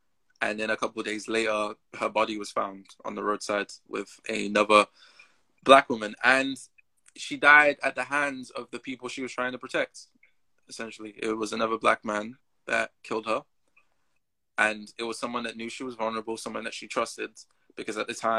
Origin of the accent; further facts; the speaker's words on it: Jamaica; Just because you just know, when I, growing up in Jamaica, I got into a fight as well over this same issue.